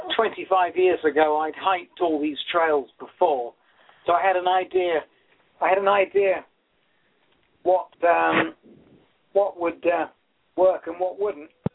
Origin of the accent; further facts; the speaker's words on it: England, United Kingdom; moved away; I'm from England